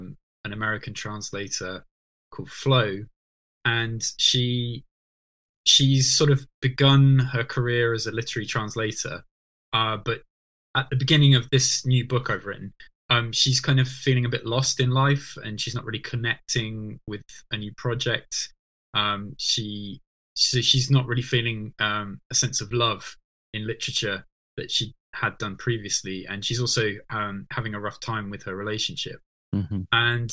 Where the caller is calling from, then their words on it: Norwich, East of England, United Kingdom; So at the moment, I'm calling in from Norwich, which is where I live these days.